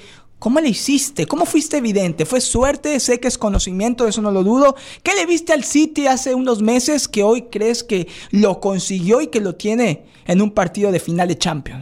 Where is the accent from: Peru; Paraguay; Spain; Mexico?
Mexico; now in West Palm Beach, United States; Yo soy mexicano